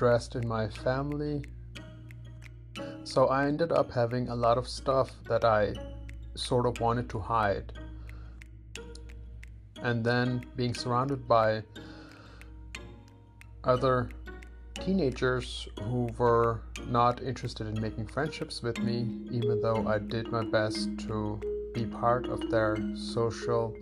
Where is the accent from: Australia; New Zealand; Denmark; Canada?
Denmark; I have Pakistani parents and I grew up in Denmark, where I was also born